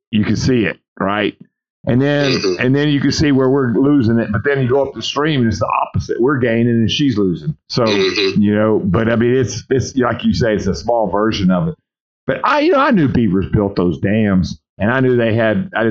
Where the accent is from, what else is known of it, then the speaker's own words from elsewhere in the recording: Louisiana, United States; Well, I'm from South Louisiana. Are you you making fun of my accent?